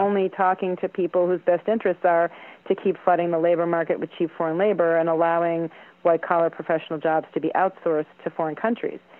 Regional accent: United States; I'm an American woman in STEM

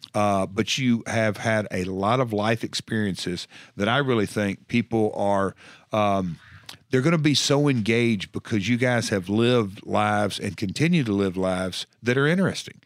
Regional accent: Tennessee, United States; I'm from Tennessee.

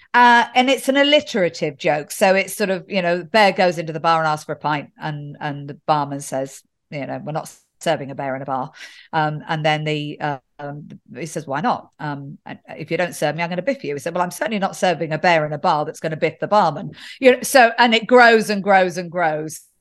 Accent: England, United Kingdom; being English

